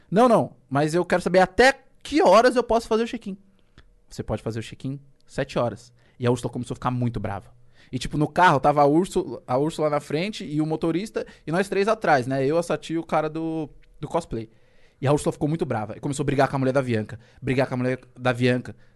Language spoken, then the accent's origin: Portuguese; Rio de Janeiro, Brazil; Eu moro aqui, eu sou do Rio. Pode confiar em mim.